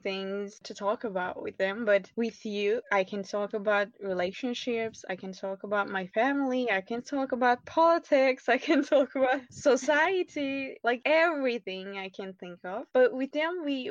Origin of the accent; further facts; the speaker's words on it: Turkey; I'm from Turkey, I live there for now.